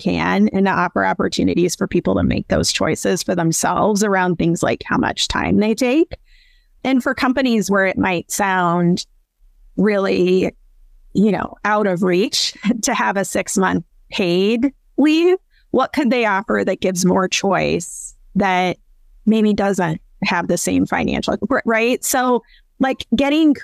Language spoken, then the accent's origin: English; Iowa, United States; moved away; I'm originally from Iowa, a small town in Iowa